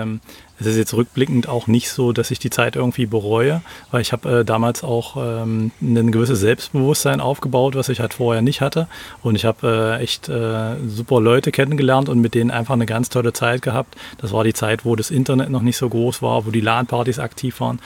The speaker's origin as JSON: {"language": "German", "town": "Magdeburg", "region": "Saxony-Anhalt", "country": "Germany", "lives_now": "Halle, Germany", "said": "Ich komme ursprünglich aus Magdeburg und mittlerweile, ich komme immer so ein Stück südlicher, bin mittlerweile in Halle gelandet"}